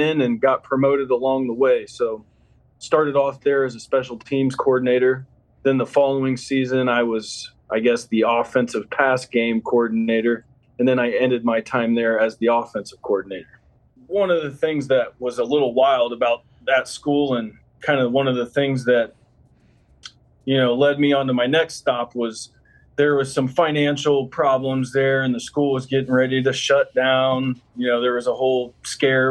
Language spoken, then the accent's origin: English; Columbus, Ohio, United States; also born or lived in Findlay, Ohio; I grew up with my mom in Columbus and my dad in Findlay. So, you know, being a Columbus guy